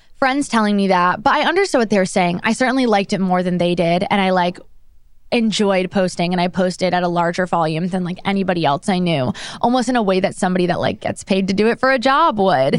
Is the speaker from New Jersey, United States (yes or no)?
yes; Monmouth County, New Jersey, United States; now in New York, United States; I grew up in New Jersey, very suburban, small town in Monmouth County